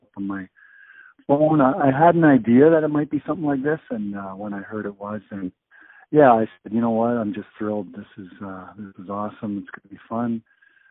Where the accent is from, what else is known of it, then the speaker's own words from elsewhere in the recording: Brampton, Ontario, Canada; I was from Brampton.